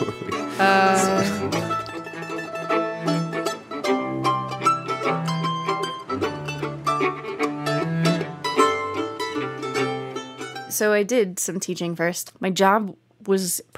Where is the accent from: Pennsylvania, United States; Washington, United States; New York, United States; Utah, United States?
Pennsylvania, United States; Easton; also born or lived in Texas; I was born in Texas and lived there until I was 6, and then we moved to Pennsylvania, and I moved to a town called Easton, Pennsylvania